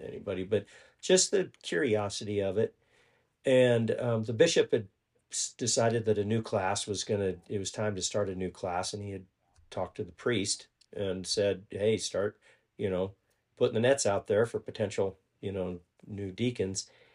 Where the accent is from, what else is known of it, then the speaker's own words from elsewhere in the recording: Ponca City, Oklahoma, United States; we're from Ponca City, Oklahoma, and, uh, we went to high school, together